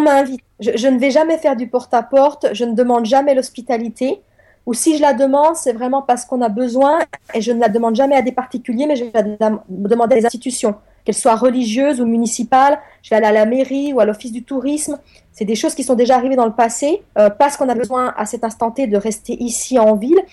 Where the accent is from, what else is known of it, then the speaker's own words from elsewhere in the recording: France; also born or lived in eastern France; je suis française